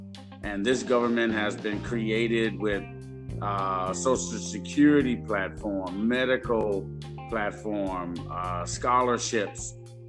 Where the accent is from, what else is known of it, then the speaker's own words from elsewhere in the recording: Chicago, Illinois, United States; moved away as an adult; now in Los Angeles, United States; I'm originally from Chicago, Illinois. Been out here in LA since 95